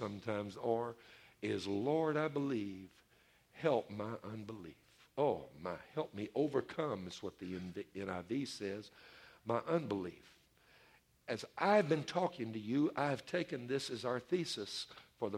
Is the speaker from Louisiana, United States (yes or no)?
yes; Louisiana, United States; my home state of Louisiana